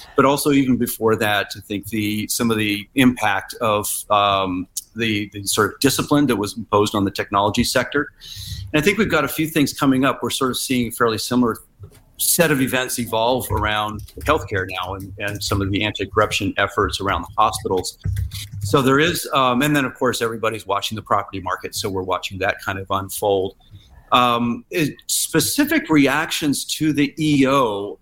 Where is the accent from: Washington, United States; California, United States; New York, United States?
California, United States; Silicon Valley; moved away as an adult; also born or lived in San Francisco; now in Shanghai, China; I'm from Silicon Valley originally